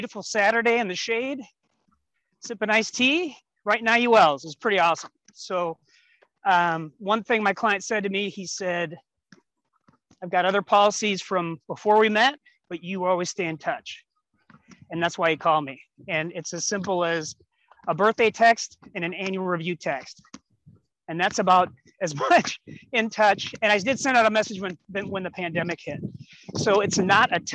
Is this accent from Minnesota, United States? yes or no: yes; West St. Paul, Minnesota, United States; I'm from West St. Paul, Minnesota, which is south of St. Paul